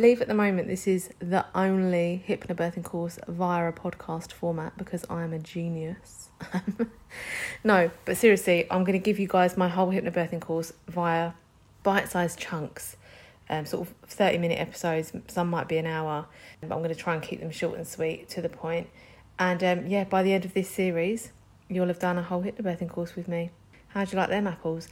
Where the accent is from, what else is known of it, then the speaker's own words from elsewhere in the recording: London, United Kingdom; I'm from London.